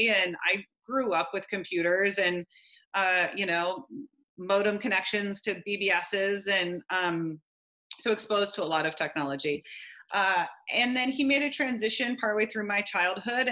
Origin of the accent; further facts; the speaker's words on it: Gig Harbor, Washington, United States; also born or lived in Key Peninsula, Washington / Tacoma, Washington; I'm from the Northwest. I grew up outside of Gig Harbor, which is outside of Tacoma